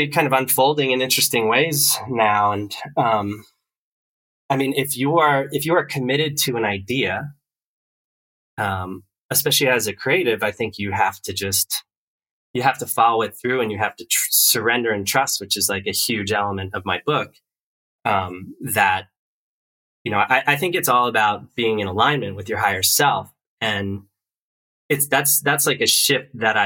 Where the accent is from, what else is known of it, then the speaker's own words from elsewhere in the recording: East Coast, New Jersey, United States; moved away as an adult; I grew up on the East Coast